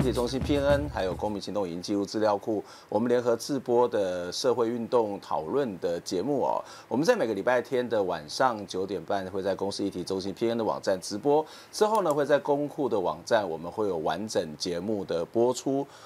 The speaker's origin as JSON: {"language": "Chinese", "region": "Kaohsiung", "country": "Taiwan", "tie": "born or raised there", "said": "我自己也是从高雄长大"}